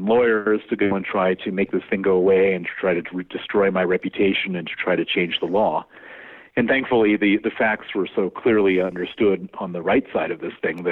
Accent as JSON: {"language": "English", "country": "United States", "accent": "American", "moved": "as an adult", "lives_now": "London, United Kingdom", "said": "my accent is American, I moved to London 29 years ago and became British, and I've been living there ever since."}